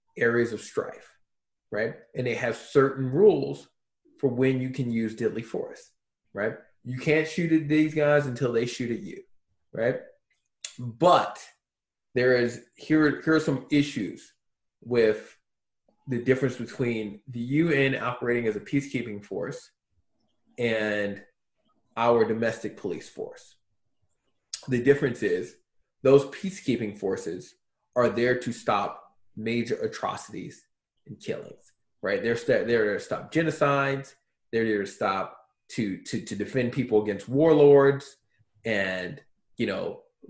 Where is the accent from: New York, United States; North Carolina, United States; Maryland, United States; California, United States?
Maryland, United States; Baltimore; moved away as an adult; now in Gilbert, United States; I'm from Baltimore, I only lived in one, like, messed up city my whole life